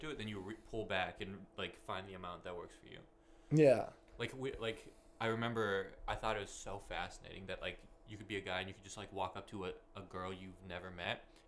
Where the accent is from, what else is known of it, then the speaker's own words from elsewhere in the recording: Bellevue, Washington, United States; in Bellevue, it was very much I was very insulated